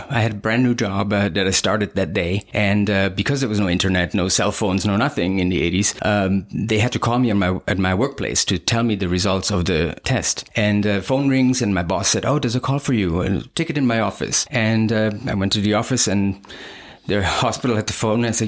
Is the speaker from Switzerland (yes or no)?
yes; Switzerland; moved away as an adult; also born or lived in Germany / southern Switzerland (Italian part); now in United States; I was born in Germany, but I was raised in Switzerland